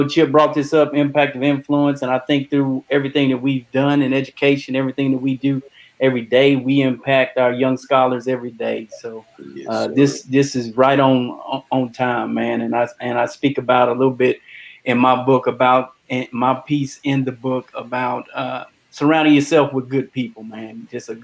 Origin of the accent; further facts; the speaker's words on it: Conroe, Texas, United States; also born or lived in Dallas, Texas; I was born in Dallas, Texas, raised in Conroe, Texas